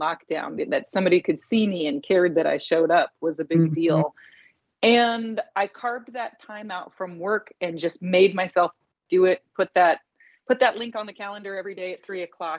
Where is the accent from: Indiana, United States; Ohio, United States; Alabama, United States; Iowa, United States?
Indiana, United States; Indianapolis; now in Los Angeles, United States; my friends and my teachers back in Indianapolis, my hometown.